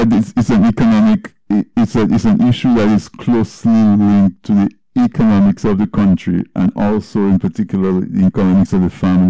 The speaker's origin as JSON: {"language": "English", "town": "Castle Bruce", "region": "Saint David Parish", "country": "Dominica", "tie": "born or raised there", "said": "I grew up in Castle Bruce"}